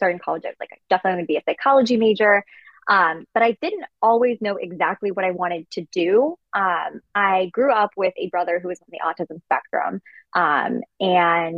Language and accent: English; Washington, District of Columbia, United States; moved away as an adult; also born or lived in New York; I'm originally from Washington, D.C., the real D.C., not the suburbs.